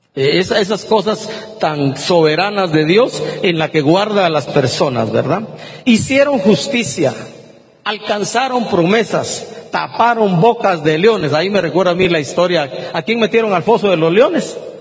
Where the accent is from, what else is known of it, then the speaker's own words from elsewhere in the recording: Guatemala; Yo me pregunto como guatemalteco